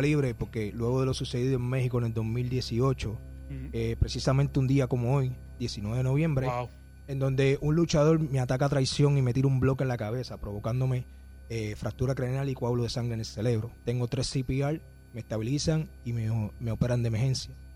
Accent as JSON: {"language": "Spanish", "country": "Puerto Rico", "said": "está en mi tierra, este, este, es mi territorio."}